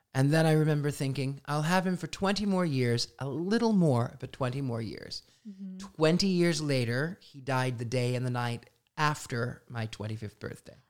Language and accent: English; Midwest, United States; I was an odd, strange, weird, unusual kid growing up in the Midwest